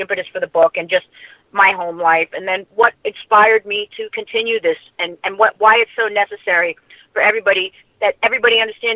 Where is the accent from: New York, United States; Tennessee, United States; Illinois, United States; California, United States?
New York, United States; Long Island; I grew up in Long Island